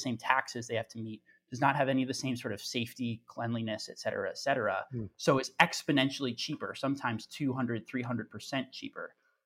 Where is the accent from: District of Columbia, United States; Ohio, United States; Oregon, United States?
Oregon, United States; my home state of Oregon